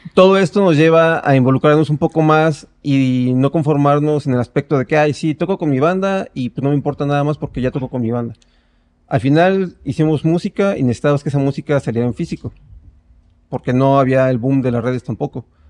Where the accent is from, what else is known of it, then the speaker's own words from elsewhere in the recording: State of Mexico, Mexico; yo soy del Estado de México